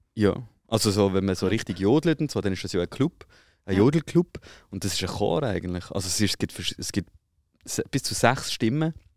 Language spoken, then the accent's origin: German; Switzerland; ich habe vielleicht keine Schweizer Staatsbürgerschaft, aber ich bin ja in der Schweiz aufgewachsen.